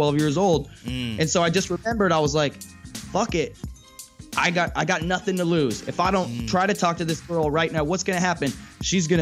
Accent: Santa Cruz, California, United States; I grew up in Santa Cruz, which is like a hippie community

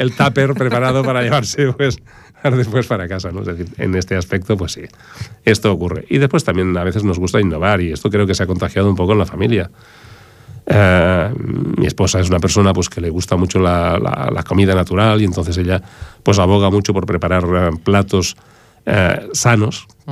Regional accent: Barcelona, Catalonia, Spain; now in Ripollet, Spain; yo soy hijo del Raval de Barcelona

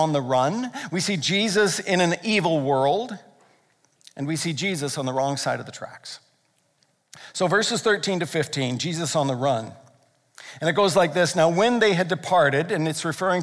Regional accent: United States; now in Canada; I'm an American

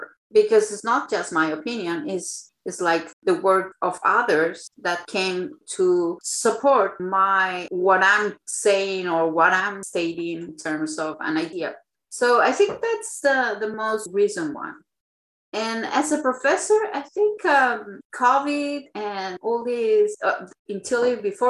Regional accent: Chile; moved away; I am from Chile

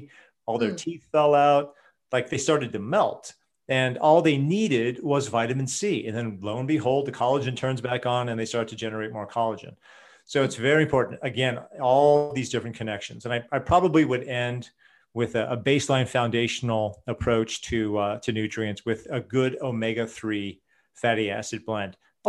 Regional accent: Portland, Oregon, United States; But, you know, I grew up in Portland, Oregon, and I used to go to health food stores way back in the 70s and the 80s.

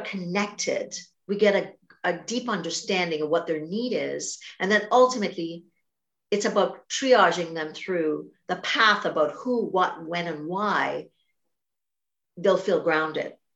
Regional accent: Trinidad & Tobago; I grew up in Trinidad and Tobago, a very big family, connected culture

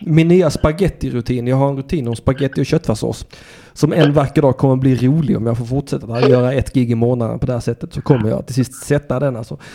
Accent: Sweden; jag har ändå fötts i landet

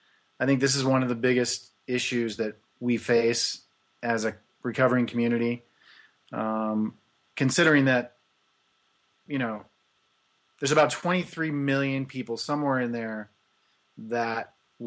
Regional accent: Kansas, United States; So I was born in Kansas in 1965.

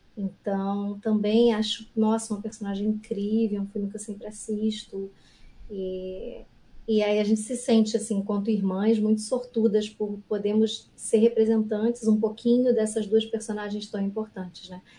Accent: Rio de Janeiro, Brazil; eu sou carioca

